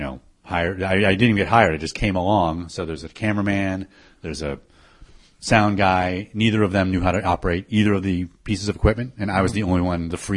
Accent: Syracuse, New York, United States; moved away as an adult; also born or lived in Ithaca, New York; I grew up in Syracuse, so I moved to New York right after college

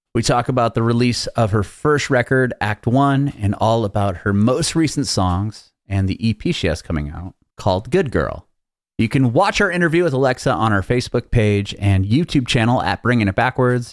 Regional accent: San Diego, California, United States; a fellow San Diegan

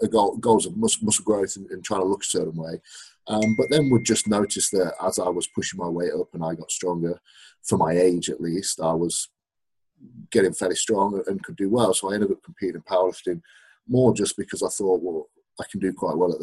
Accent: Derby, East Midlands, United Kingdom; now in Leeds, United Kingdom; I actually live in Leeds, but I grew up in Derby

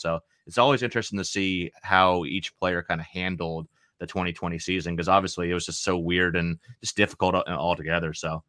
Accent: Maine, United States; I'm from Maine. I'm from Maine, so yeah, I'm used to the cold weather. Like, it's like 40 something degrees outside here in Maine right now.

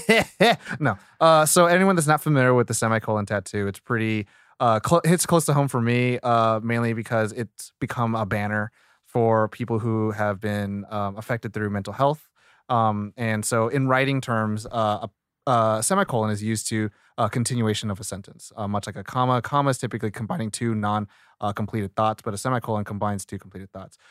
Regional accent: Sacramento, California, United States; I grew up in Sacramento

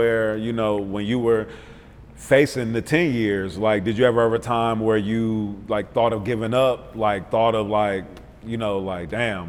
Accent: Milwaukee, Wisconsin, United States; now in Atlanta, United States; I'm from Milwaukee, you know what I'm saying? I'm a Midwest cat.

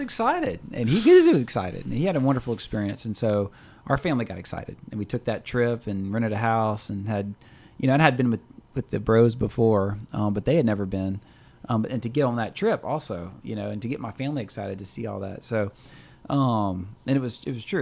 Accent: Louisiana, United States; we're from Louisiana

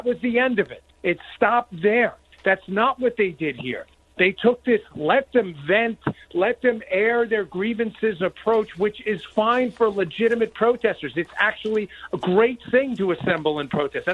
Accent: New York, United States; moved away; also born or lived in Maryland; I grew up in New York

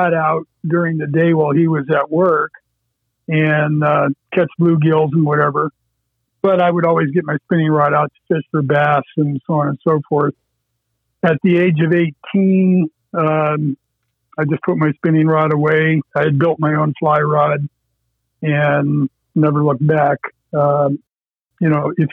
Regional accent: Erie County, Pennsylvania, United States; I grew up in Erie County on a little farm pond that was dug along Interstate 90

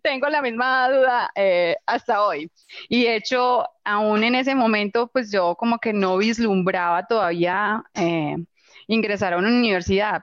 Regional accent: Itagüí, Antioquia, Colombia; yo nací en Itagüí, Antioquia, eh, en un hogar clase media. Papá, mamá, tres hermanos, eh, yo soy la menor. Y pues que crecimos con limitaciones económicas

